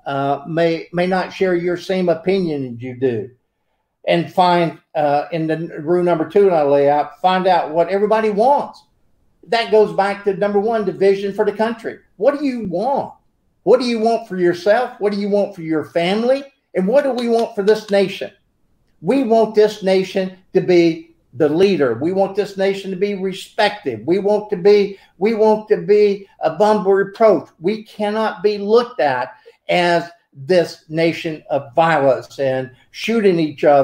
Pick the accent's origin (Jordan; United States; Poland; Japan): United States; I'm an American